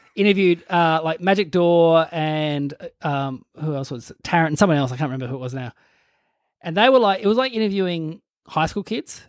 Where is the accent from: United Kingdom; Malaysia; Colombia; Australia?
Australia; Burnie, Tasmania; moved away; I'm from Burnie.